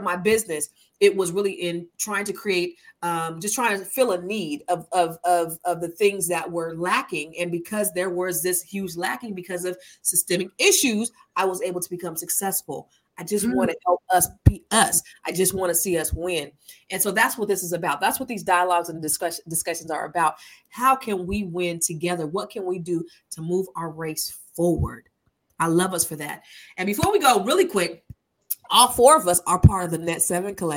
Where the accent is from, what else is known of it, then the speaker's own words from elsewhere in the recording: California, United States; I come from California